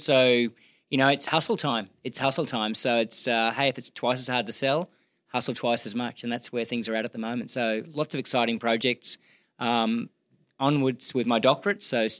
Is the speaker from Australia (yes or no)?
yes; Gold Coast, Queensland, Australia; Gold Coast, yeah.